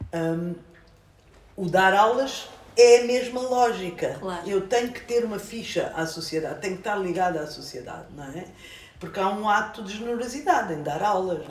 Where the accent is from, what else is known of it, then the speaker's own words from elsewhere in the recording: Luanda, Luanda Province, Angola; now in Portugal; Eu nasci em Luanda